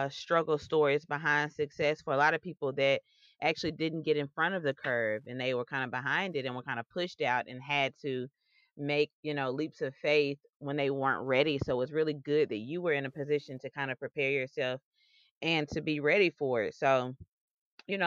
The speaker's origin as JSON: {"language": "English", "town": "Memphis", "region": "Tennessee", "country": "United States", "tie": "born or raised there", "said": "Memphis, Tennessee, my hometown."}